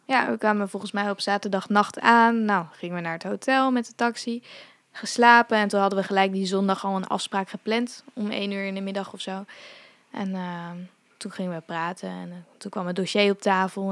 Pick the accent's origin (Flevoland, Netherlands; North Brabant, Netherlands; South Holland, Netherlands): Flevoland, Netherlands; Zeewolde; also born or lived in India; ik ben wel in Zeewolde opgegroeid